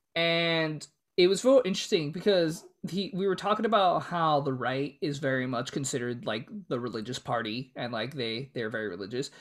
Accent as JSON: {"language": "English", "country": "United States", "said": "we're American"}